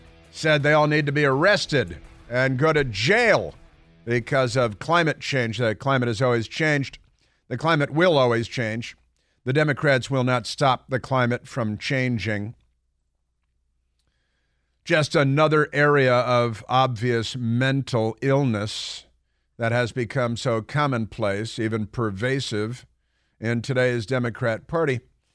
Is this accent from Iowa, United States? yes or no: no; Chicago, Illinois, United States; I grew up in Chicago, Northern Illinois, and I can tell you they could use a little climate change.